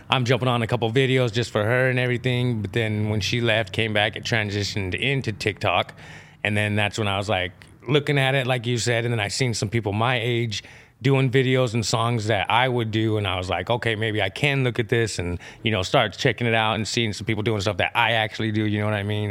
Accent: Idaho, United States; I was born in Idaho, born and raised, you know, native side and my Mexican side

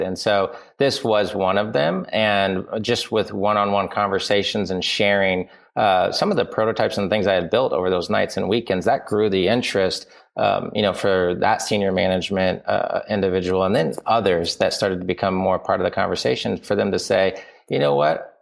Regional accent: Indiana, United States; I grew up in Indiana

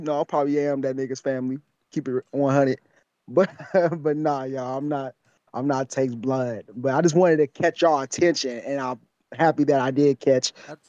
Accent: California, United States; I'm from California, by the way. I am West Coast.

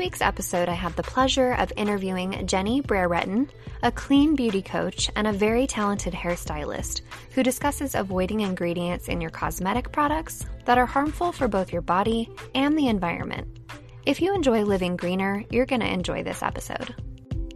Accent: California, United States; I grew up in California

